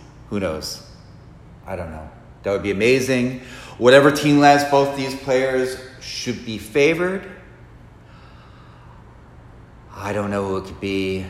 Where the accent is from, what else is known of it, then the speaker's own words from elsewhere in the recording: New Jersey, United States; Yes, I'm from New Jersey